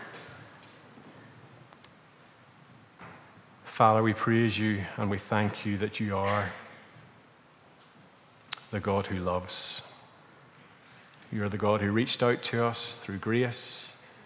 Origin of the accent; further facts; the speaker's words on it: Northern Ireland, United Kingdom; moved away as an adult; now in Portugal; we're from Northern Ireland